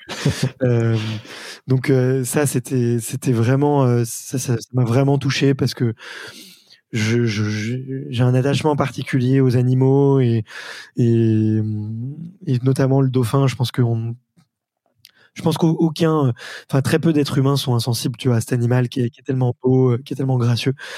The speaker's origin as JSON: {"language": "French", "town": "Paris", "region": "Île-de-France", "country": "France", "said": "en tant que bon parisien que nous sommes"}